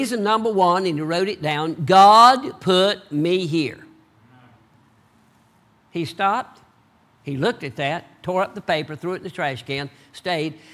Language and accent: English; the South, United States; accent: Southern; I talk like a Southerner